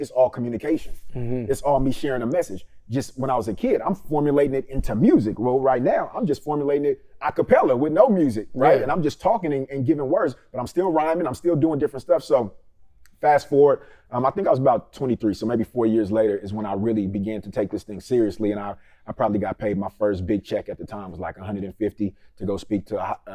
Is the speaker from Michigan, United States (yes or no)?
no; Richmond, California, United States; also born or lived in Vallejo, California; I'm from the Bay Area. Richmond, California